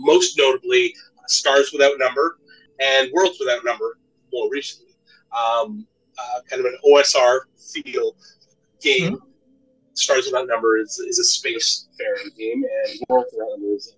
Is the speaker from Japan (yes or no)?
no; Canada; I'm from Canada